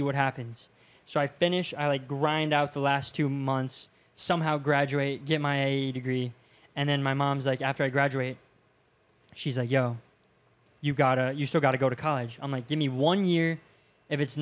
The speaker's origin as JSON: {"language": "English", "town": "Safety Harbor", "region": "Florida", "country": "United States", "tie": "born or raised there", "said": "I grew up in Safety Harbor, so super small town"}